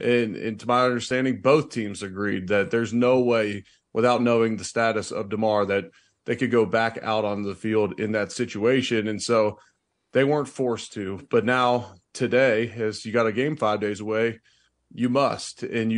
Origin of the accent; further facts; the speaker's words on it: Cincinnati, Ohio, United States; now in Buffalo, United States; they would ask me about my hometown and then what became my hometown of Buffalo, my original hometown of Cincinnati.